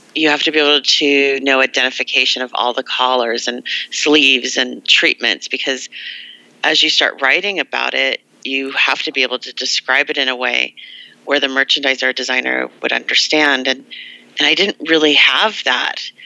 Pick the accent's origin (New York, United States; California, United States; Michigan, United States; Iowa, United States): California, United States; Los Angeles; I'm from Los Angeles